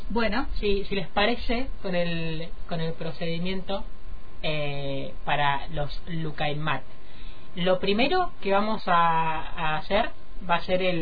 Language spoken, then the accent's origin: Spanish; Argentina; hasta llegar hoy a, bueno, a ver, a Argentina, podríamos decir, porque estamos en Qatar, pero seguimos siendo